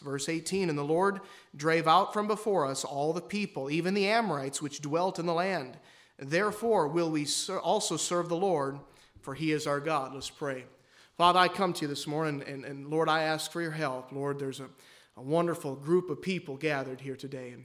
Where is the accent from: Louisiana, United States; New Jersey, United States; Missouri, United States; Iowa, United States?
Iowa, United States; Marquette; I grew up here. I grew up in Marquette, Iowa.